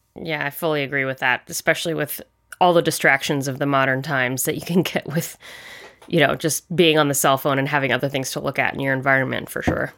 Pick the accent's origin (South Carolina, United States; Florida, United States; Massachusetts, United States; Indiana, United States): South Carolina, United States; Charleston; moved away; I grew up in South Carolina, specifically in Charleston